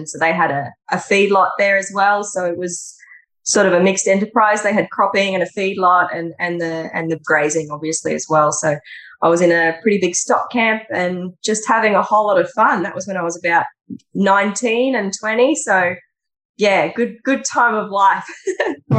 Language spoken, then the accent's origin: English; Beechmont, Queensland, Australia; moved away; I grew up in the Gold Coast hinterland, up behind the Gold Coast